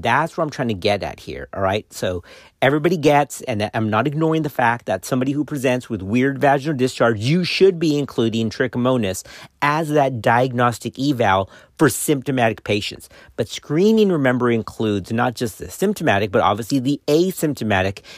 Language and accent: English; Texas, United States; Texas, which is my home state